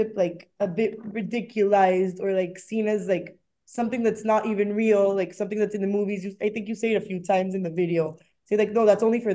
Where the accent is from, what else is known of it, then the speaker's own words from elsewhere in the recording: Panama; moved away as an adult; now in Boston, United States; I'm from Panama. I go to BU, Boston University